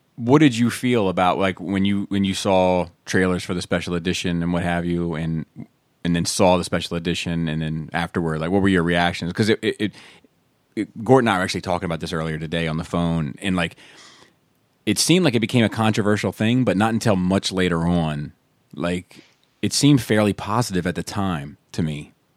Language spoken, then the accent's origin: English; East Coast, United States; we grew up on the East Coast, so we definitely had snow.